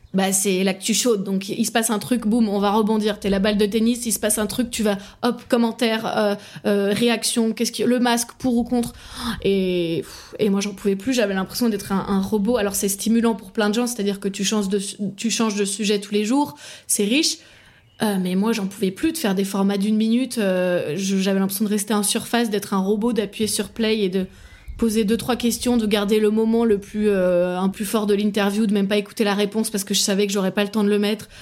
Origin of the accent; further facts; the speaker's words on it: Paris, Île-de-France, France; moved away as an adult; now in Ireland; je viens de Paris